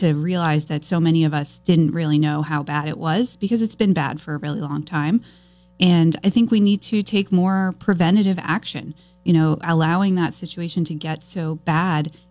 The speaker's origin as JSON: {"language": "English", "town": "Norwich", "region": "Vermont", "country": "United States", "tie": "born or raised there", "also_born_or_lived": "Burlington, Vermont", "said": "I am a lifelong Vermonter. I was raised in Norwich, Vermont"}